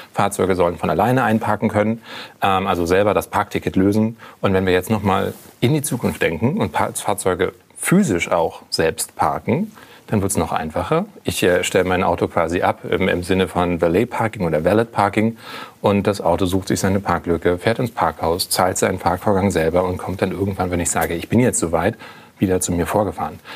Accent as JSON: {"language": "German", "region": "Berlin", "country": "Germany", "said": "als Berliner Pflanze ich wohne in Friedrichshain"}